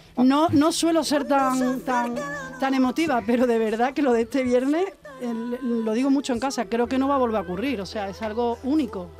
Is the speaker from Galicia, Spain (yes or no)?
no; Seville, Andalusia, Spain; yo nací en un barrio en Triana donde mi familia son cantadores, son bailadores